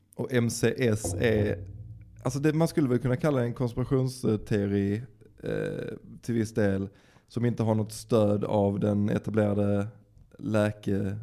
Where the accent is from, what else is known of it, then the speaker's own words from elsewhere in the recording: Dalby, Skåne, Sweden; jag kommer ju från Dalby